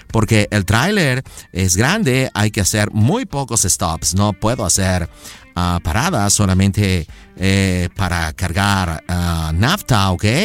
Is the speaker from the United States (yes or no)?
yes; United States; born there; mis padres son mexicanos. Yo eh, nací en los Estados Unidos. Yo no pedí nacer en los Estados Unidos, ¿ok? Pero mis abuelos, mi familia son mexicanos.